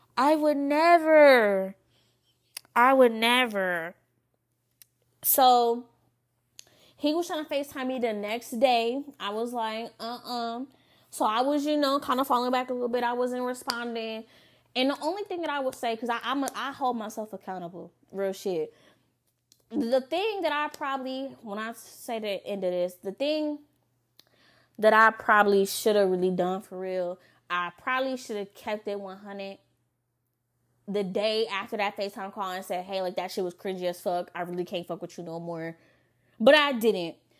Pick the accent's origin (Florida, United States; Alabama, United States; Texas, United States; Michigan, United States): Michigan, United States; Lansing; moved away; also born or lived in Novi, Michigan; I'm from Lansing. You know, five one seven all day